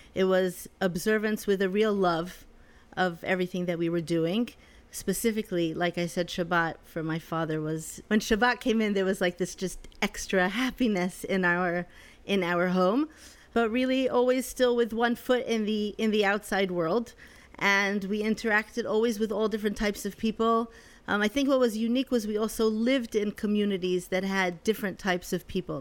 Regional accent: Netanya, Central District, Israel; moved away as an adult; also born or lived in Connecticut / London / Jerusalem; now in New York, United States; my parents finally made Aliyah when I was eleven, So I grew up in Netanya

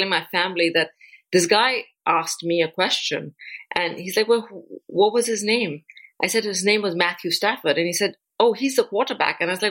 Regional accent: India; now in United States; the country that I come from, which is India

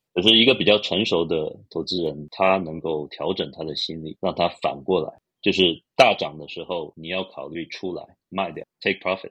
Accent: Los Angeles, California, United States; 我是在洛杉矶长大的嘛，美国加州洛杉矶

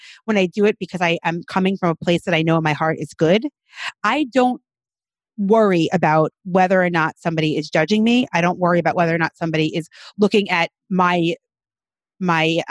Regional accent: New York City, New York, United States; I'm a Brooklyn girl, born and bred in Brooklyn

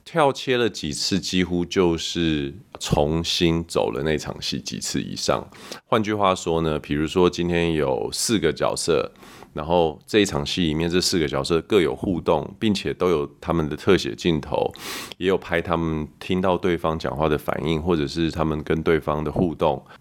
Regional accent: Canada; moved away; 我在加拿大长大的时候，我们很喜欢看有一部剧叫《Friends》

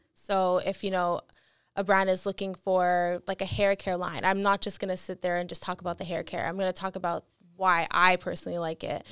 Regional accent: Montreal, Quebec, Canada; moved away as an adult; now in Toronto, Canada; born and raised in Montreal

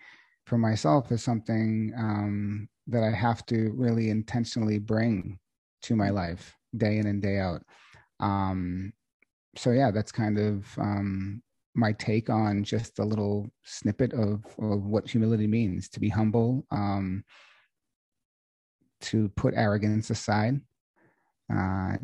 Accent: Boston, Massachusetts, United States; now in Sedona, United States; I'm from originally Boston, Massachusetts

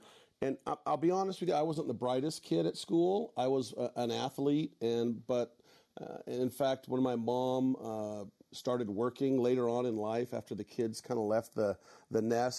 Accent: Northern California, United States; I grew up in Northern California on a small ranch.

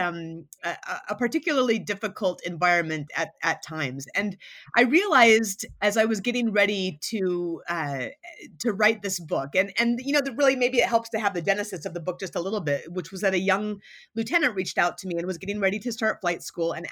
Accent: Anchorage, Alaska, United States; moved away as an adult; I had gone to Duke from my hometown of Anchorage, Alaska

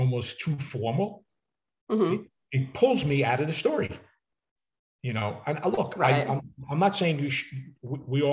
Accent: New York City, New York, United States; accent: New York; people from Brooklyn, I grew up with a lot of colorful characters, who had their own language, right? The street language and people talk, and I still can't get rid of my New York accent

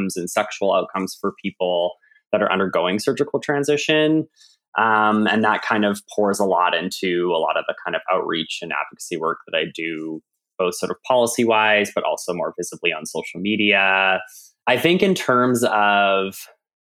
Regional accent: Canada; accent: Canadian; now in United States; I'm from Canada, now in the United States.

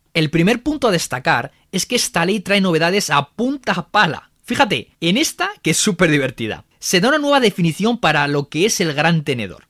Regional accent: Spain; somos el país de la Unión Europea

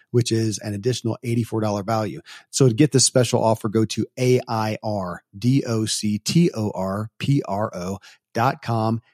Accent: Kentucky, United States; born or raised there

